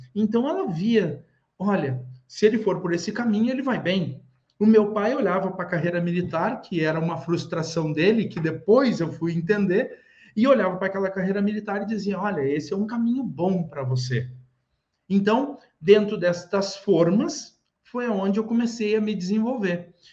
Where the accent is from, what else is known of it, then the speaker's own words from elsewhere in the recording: Rio Grande do Sul, Brazil; eu sou do Rio Grande do Sul